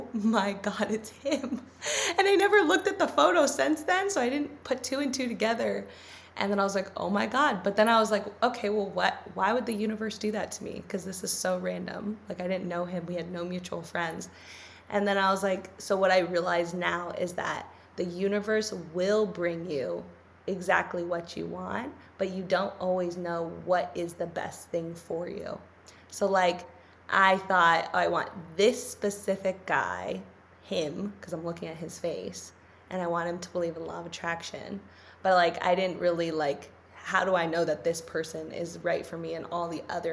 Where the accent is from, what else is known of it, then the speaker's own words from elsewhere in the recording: Los Angeles, California, United States; I grew up in LA, but like I grew up in the Valley.